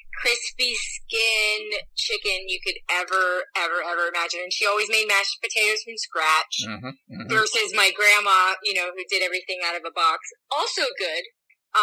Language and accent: English; Southern California, United States; I grew up in Southern California